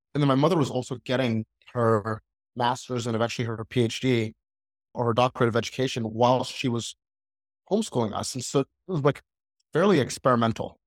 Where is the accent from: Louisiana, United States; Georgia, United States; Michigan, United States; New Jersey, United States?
Georgia, United States; Atlanta; I was born and raised, uh, in Atlanta, Georgia